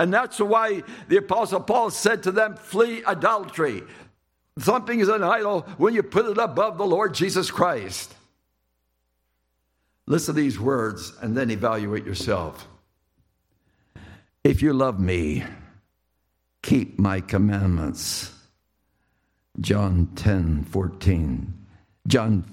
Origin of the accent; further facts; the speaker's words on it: Lancaster, Pennsylvania, United States; I was in Lancaster, Pennsylvania, my hometown